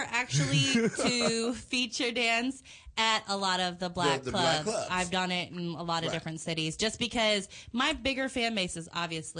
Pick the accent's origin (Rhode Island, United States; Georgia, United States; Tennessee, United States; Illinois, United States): Tennessee, United States; Memphis; also born or lived in Washington, D.C.; Memphis, Tennessee. I'm like Memphis, Tennessee, and I have like a family from like Washington, D.C.